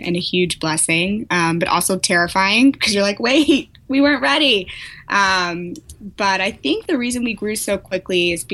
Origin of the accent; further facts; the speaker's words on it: St. Louis, Missouri, United States; moved away as an adult; now in San Francisco, United States; I'm from St. Louis, born and raised, went to undergrad there at WashU